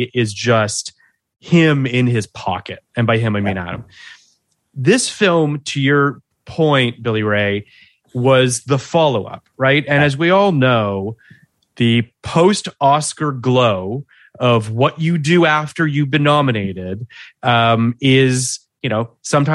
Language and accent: English; Toronto, Ontario, Canada; I am from Toronto